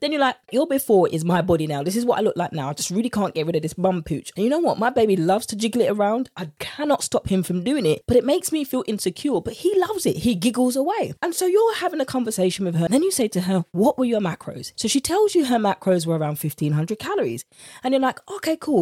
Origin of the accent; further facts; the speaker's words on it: United Kingdom; accent: British; my British accent